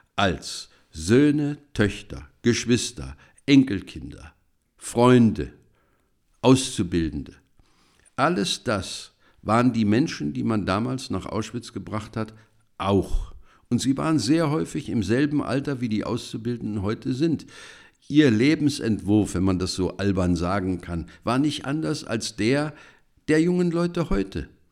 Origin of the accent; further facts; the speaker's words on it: Germany; wir als Deutsche